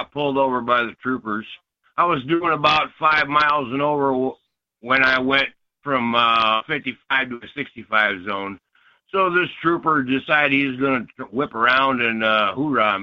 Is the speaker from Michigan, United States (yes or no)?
yes; Ypsilanti, Michigan, United States; I grew up in Ypsilanti